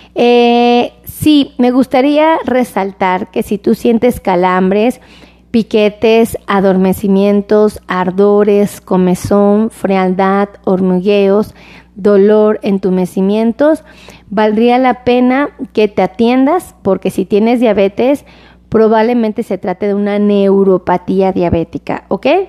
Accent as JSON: {"language": "Spanish", "country": "Mexico", "said": "como mexicano"}